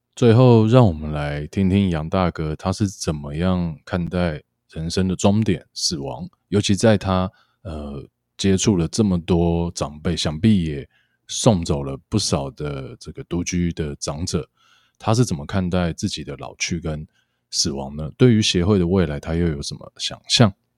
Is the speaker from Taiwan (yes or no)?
yes; Miaoli County, Taiwan; now in Hualien, Taiwan; 像我的家乡庙里